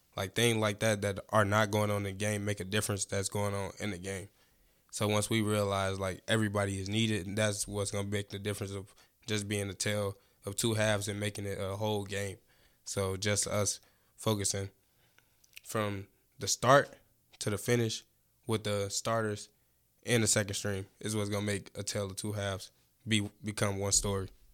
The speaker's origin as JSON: {"language": "English", "town": "Chicago", "region": "Illinois", "country": "United States", "said": "I'm from Chicago, Illinois, West Side"}